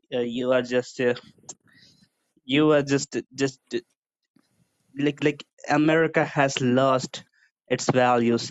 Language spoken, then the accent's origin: English; Bangladesh; I'm from Bangladesh